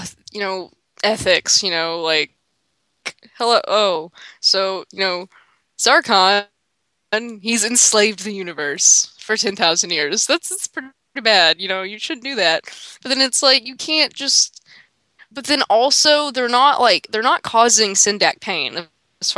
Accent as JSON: {"language": "English", "region": "Kentucky", "country": "United States", "said": "I'm from Kentucky"}